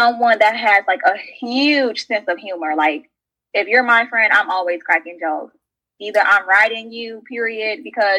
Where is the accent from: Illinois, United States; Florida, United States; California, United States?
Illinois, United States; Chicago; moved away as an adult; now in St. Louis, United States; I was born and raised in the south suburbs of Chicago. So I am a Chicago girl